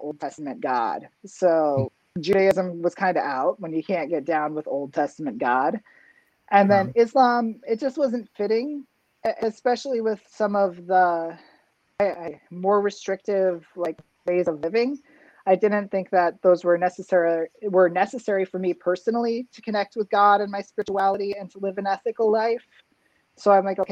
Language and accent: English; Minnesota, United States; moved away; also born or lived in Utah / Iowa City, Iowa; the church where I grew up in Minnesota